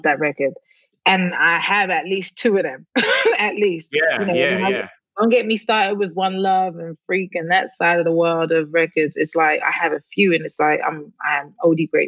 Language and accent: English; London, United Kingdom; moved away; I grew up in London, like West London, like in the middle, like 10 minutes from Central, like London